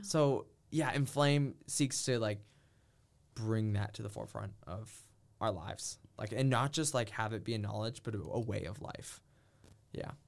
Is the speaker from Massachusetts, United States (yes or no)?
yes; Massachusetts, United States; also born or lived in Minnesota; I'm from Massachusetts